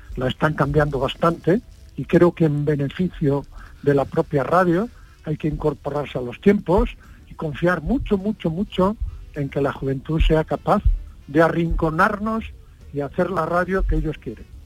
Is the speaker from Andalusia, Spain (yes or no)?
no; Padrón, Galicia, Spain; moved away; a los tres días de nacer me llevaron a Padrón, o sea que soy básicamente de Padrón